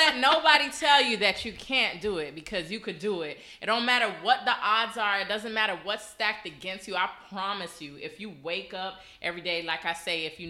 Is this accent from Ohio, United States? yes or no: no; Miami, Florida, United States; also born or lived in New York; So I'm an intense girl. Born and raised in Miami.